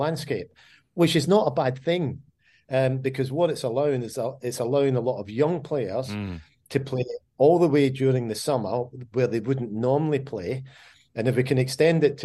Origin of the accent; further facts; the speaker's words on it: Scotland, United Kingdom; I'm Scottish